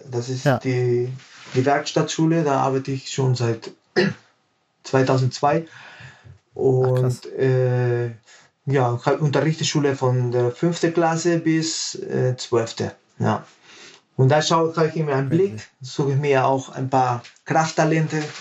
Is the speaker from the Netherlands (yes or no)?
no; Peru; now in Germany; Also ich bin gebürtiger Peruaner. Ja. Und ich habe in Peru mit Gewichtheben so angefangen.